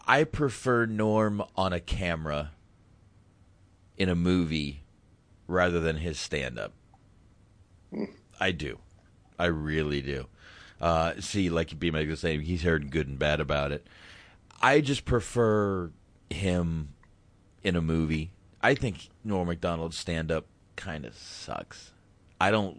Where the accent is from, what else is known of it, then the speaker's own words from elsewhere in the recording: Boston, Massachusetts, United States; I was born in Boston